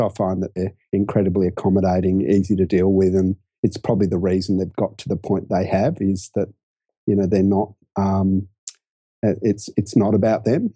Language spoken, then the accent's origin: English; Brisbane, Queensland, Australia; moved away as an adult; also born or lived in London / Sydney; I grew up in Brisbane and, um, actually first, you know, had my whole childhood there, university there.